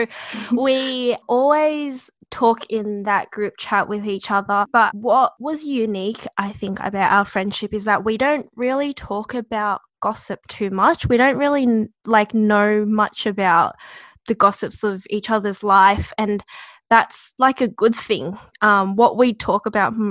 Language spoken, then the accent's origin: English; Melbourne, Victoria, Australia; I'm from the West